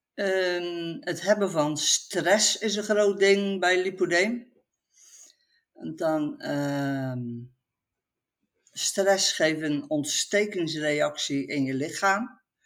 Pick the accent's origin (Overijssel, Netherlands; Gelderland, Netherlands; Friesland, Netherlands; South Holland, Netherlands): South Holland, Netherlands; Dordrecht; now in Etten-Leur, Netherlands; Ik kom oorspronkelijk uit het Westen, uit Dordrecht